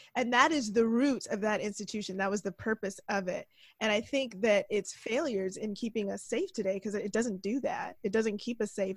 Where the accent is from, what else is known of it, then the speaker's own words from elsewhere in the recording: Toronto, Ontario, Canada; I grew up in Toronto